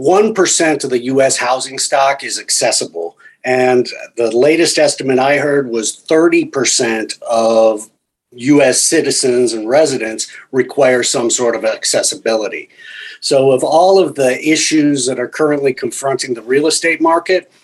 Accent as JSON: {"language": "English", "town": "Phoenix", "region": "Arizona", "country": "United States", "tie": "born or raised there", "also_born_or_lived": "Detroit, Michigan", "moved": "yes", "lives_now": "Miami, United States", "said": "I was born in Detroit, Michigan, grew up in Phoenix, Arizona, and then moved to Miami"}